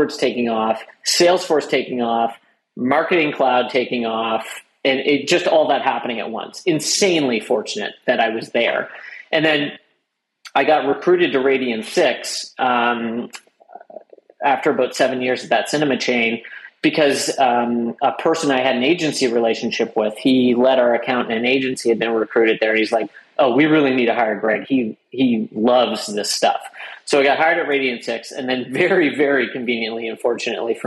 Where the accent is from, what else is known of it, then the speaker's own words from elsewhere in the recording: Canada; I was born in Canada, had two parents